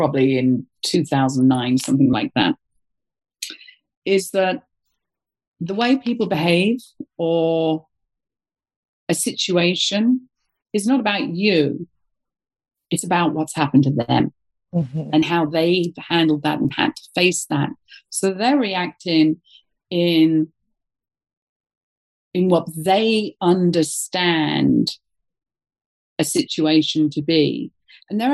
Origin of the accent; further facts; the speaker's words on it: United Kingdom; moved away; being a Brit